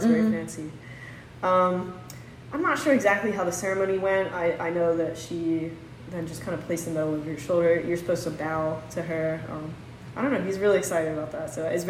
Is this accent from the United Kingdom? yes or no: yes; London, United Kingdom; now in United States; My entire family is British. I was born in London, and my family emigrated to the United States. I've since got my citizenship, but, you know, we have strong ties to London, so.